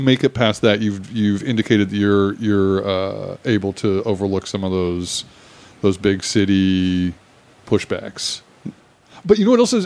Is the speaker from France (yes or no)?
no; Australia; moved away as an adult; now in Los Angeles, United States; I grew up in Australia